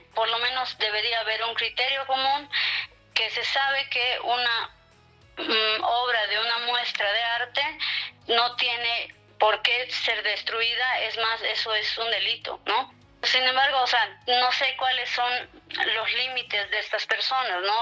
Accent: La Paz, Bolivia; soy de La Paz, vivo en La Paz.

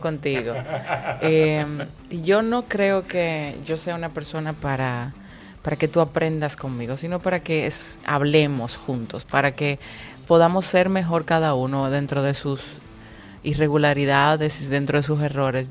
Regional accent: Dominican Republic; aquí en mi país

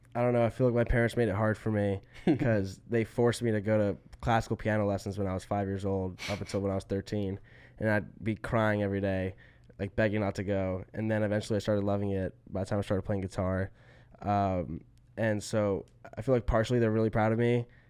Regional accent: Atlanta, Georgia, United States; we're both from Atlanta

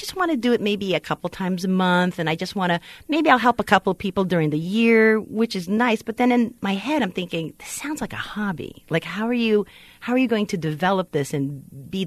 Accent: Philippines; I'm Filipino, Asian.

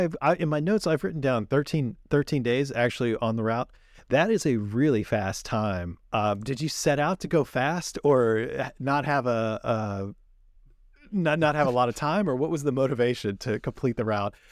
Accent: California, United States; it's interesting growing up in the Sierras.

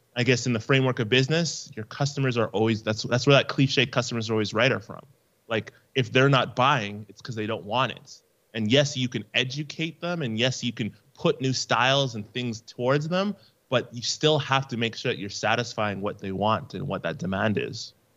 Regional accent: Canada; I'm from Canada

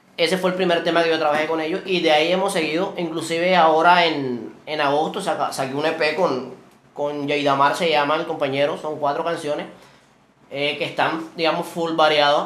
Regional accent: Sabanalarga, Atlántico, Colombia; yo soy del corregimiento de Cascajal, que es jurisdicción de acá del municipio

